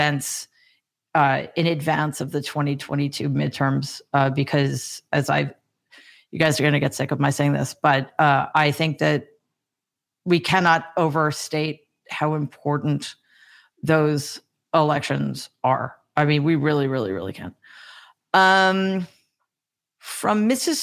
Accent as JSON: {"language": "English", "region": "New York", "country": "United States", "said": "I'm from New York"}